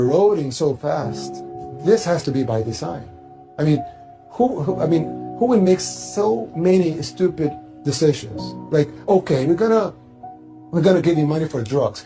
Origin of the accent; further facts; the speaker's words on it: El Salvador; I'm from El Salvador, third world country in Central America